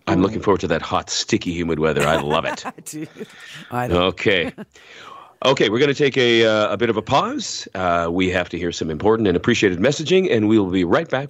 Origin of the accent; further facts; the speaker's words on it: Hamilton, Ontario, Canada; moved away as an adult; now in Collingwood, Canada; before Gail and I moved up to Collingwood, we grew up in the Hamilton area